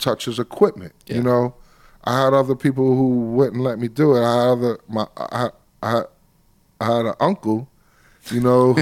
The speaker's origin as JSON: {"language": "English", "town": "New York City", "region": "New York", "country": "United States", "tie": "born or raised there", "also_born_or_lived": "Long Island, New York / Bronx, New York", "said": "Although I grew up in Brooklyn, I represent Long Island to the fullest because that's where it started"}